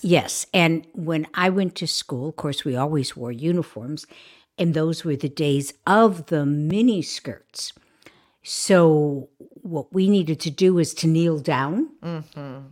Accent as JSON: {"language": "English", "town": "Chicago", "region": "Illinois", "country": "United States", "tie": "born or raised there", "said": "I grew up in Chicago"}